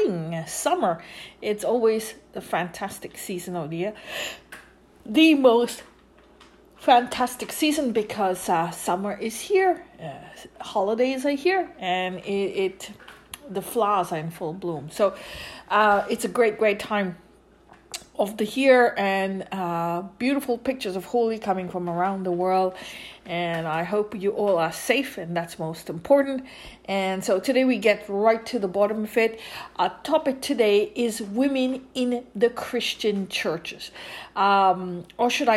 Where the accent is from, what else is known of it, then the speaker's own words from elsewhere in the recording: India; I grew up in India